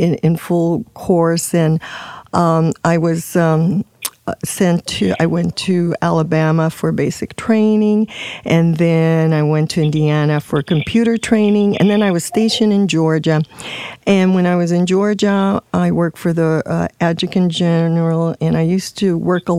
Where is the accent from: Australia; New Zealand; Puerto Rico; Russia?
Puerto Rico; moved away as an adult; I'm from Puerto Rico